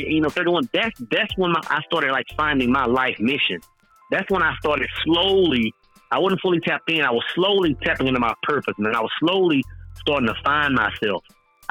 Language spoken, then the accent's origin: English; East Texas, United States; moved away as an adult; also born or lived in Oklahoma; growing up in East Texas, man, I felt like outside of East Texas, like that was the end of the world